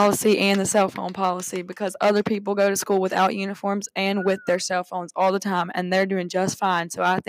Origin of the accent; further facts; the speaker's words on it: Pascagoula, Mississippi, United States; I'm from Pascagoula, Mississippi.